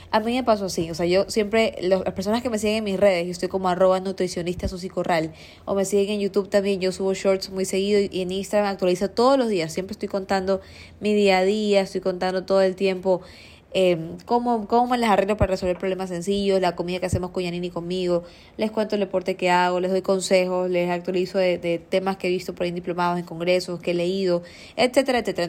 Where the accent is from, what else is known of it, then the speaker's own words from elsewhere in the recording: Guayaquil, Guayas, Ecuador; yo no crecí toda la vida en Seos, yo me crié en la ferroviaria, eh, en una zona más céntrica